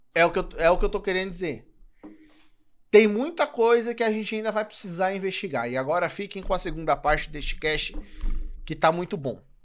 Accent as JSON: {"language": "Portuguese", "region": "São Paulo", "country": "Brazil", "said": "eu sou de São Paulo"}